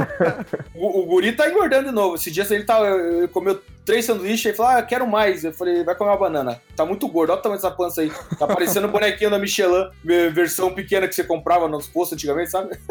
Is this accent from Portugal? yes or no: no; Antonina, Paraná, Brazil; also born or lived in Guaraqueçaba; eu cresci um pouco em Antonina, ali, ali litoral do Paraná, e ali na, em Guaraqueçaba